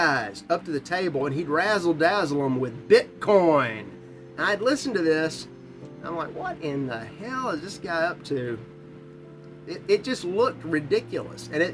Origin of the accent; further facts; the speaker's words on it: United States; as an American